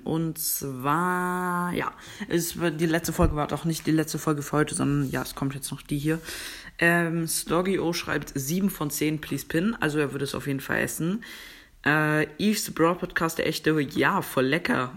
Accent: Germany; Ich komme aus Deutschland

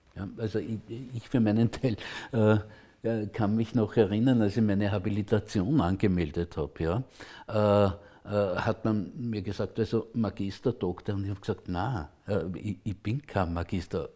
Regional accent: Lower Austria, Austria; ich komme aus Niederösterreich, aus einer autonomen Kleinstadt

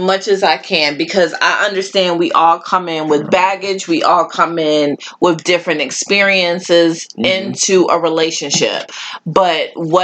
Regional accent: Buffalo, New York, United States; I am from Buffalo

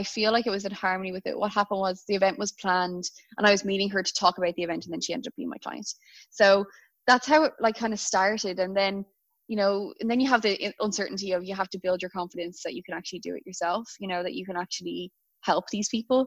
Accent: Dublin, Leinster, Ireland; moved away as an adult; now in Melbourne, Australia; I'm in Melbourne and I'm from Dublin.

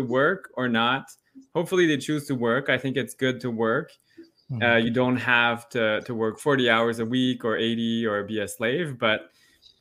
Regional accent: Canada; also born or lived in London, Ontario; I'm French Canadian, so I got quite a lot of feedback on that, being in Ontario, why are you here? Go back to Quebec, but I'm actually not from Quebec.

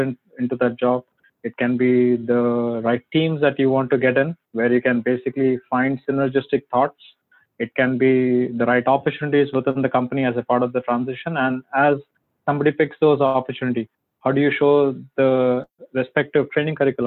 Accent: Mumbai, Maharashtra, India; moved away; I grew up in a place in Mumbai. I grew up there for 20 years.

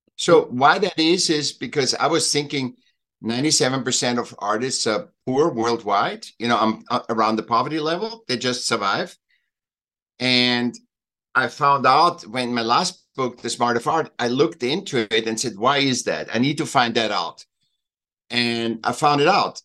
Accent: Austria; now in Laguna Beach, United States; I miss Austria and Switzerland. I'm from Austria

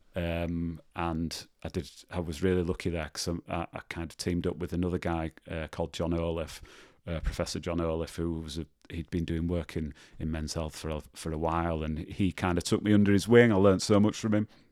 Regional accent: Leeds, Yorkshire and the Humber, United Kingdom; moved away as an adult; also born or lived in Birmingham; I grew up in, I grew up in Leeds, um, in a place called Rothwell

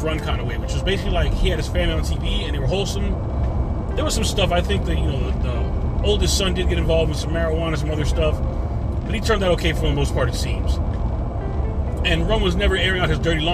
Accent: United States; I'm a Christian. I'm an American

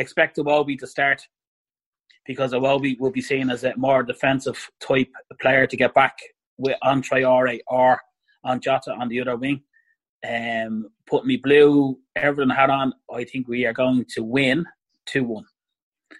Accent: Ireland

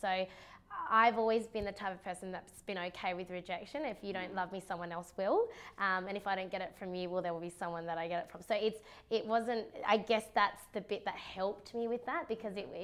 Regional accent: Perth, Western Australia, Australia; I grew up in and around Canning Vale

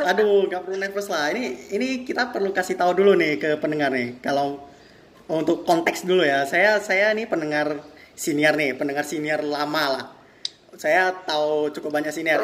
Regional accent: Medan, North Sumatra, Indonesia; saya ini kan asli hmm. asli Medan ini

